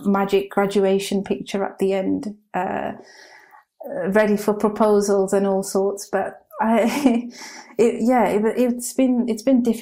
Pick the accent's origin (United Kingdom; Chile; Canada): United Kingdom; Birmingham, West Midlands; moved away; growing up in Birmingham